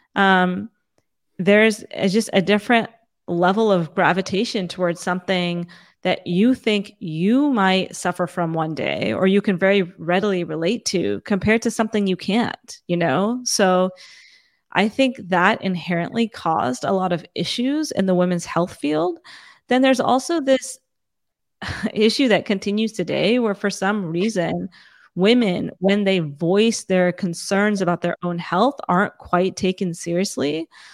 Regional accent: Fremont, California, United States; also born or lived in Saratoga, California / San Jose, California / India; I grew up in, in first, a small town that's about an hour and, uh, south and east of San Francisco called Fremont

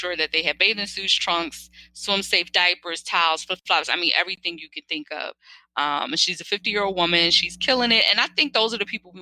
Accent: Philadelphia, Pennsylvania, United States; growing up in Philly

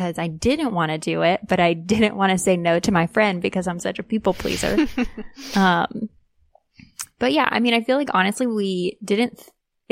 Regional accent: North Carolina, United States; moved away as an adult; now in Portland, United States; I am originally from North Carolina, but I am currently living in Portland, Oregon

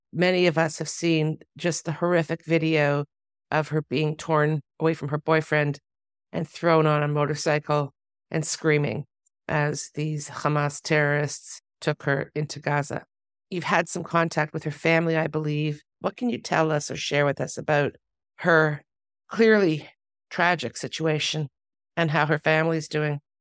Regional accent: Canada; now in Israel; a Canadian Jewish person who was born here

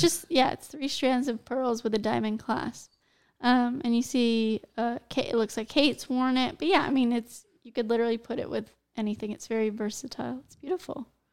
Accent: United States; I'm American

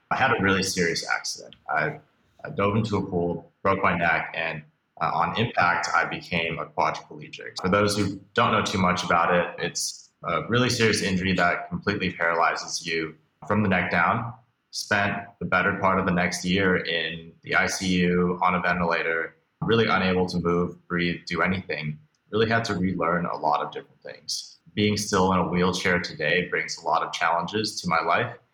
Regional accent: Beijing, China; also born or lived in Hong Kong; now in United States; I was born here in the States, but actually moved around a lot as a kid. Grew up mostly outside of the United States, spending some time in Beijing, Hong Kong, a few other places before I moved back here

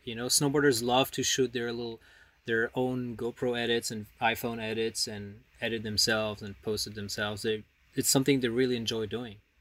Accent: Paris, Île-de-France, France; moved away as an adult; also born or lived in the Alps; I grew up in Paris

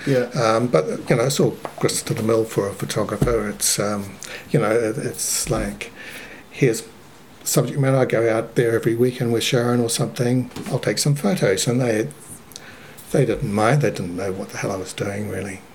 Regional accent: Lower Hutt, Wellington, New Zealand; also born or lived in Christchurch; I was born in Christchurch, and then when I was about four or five, um, the family moved to Lower Hutt. So my I went to Hutt Valley High

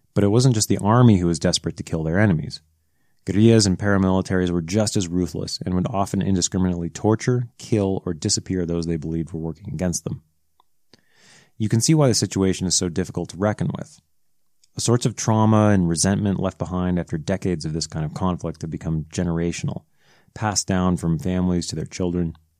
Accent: United States; moved away; an American living abroad

